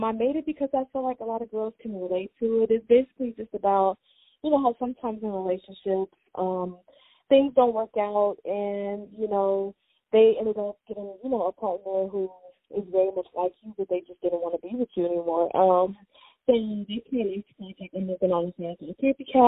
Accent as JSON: {"language": "English", "town": "Chicago", "region": "Illinois", "country": "United States", "tie": "born or raised there", "said": "I'm from Chicago. I was born and raised in Chicago"}